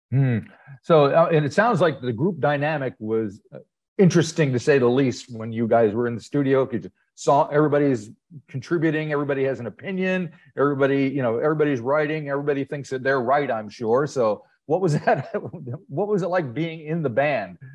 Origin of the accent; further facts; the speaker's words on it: United States; accent: American; I'm American because of my accent